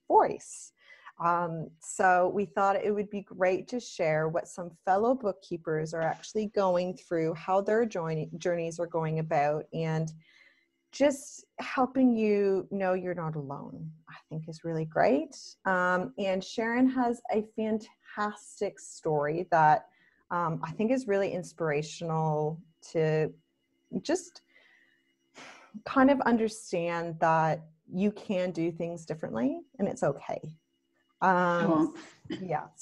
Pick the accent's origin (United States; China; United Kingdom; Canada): Canada; moved away as an adult; now in Australia; I'm passionate about being Canadian. I love the fact that I'm Canadian.